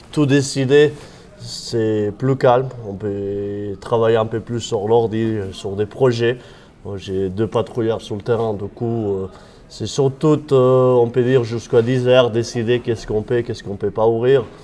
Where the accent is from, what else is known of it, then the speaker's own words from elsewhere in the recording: Occitania, France; accent: slightly Catalan; moi, je suis originaire des Pyrénées, une région qui s'appelle la Cerdagne. Euh, c'est la frontière avec l'Andorre, l'Espagne et la France. Et c'est pour ça cet accent euh, un peu catalan, on peut dire.